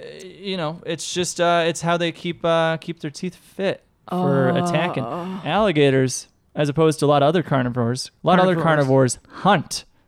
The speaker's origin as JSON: {"language": "English", "region": "Utah", "country": "United States", "tie": "born or raised there", "lives_now": "New York, United States", "said": "They are from New York, but I grew up in Utah. That's Utah."}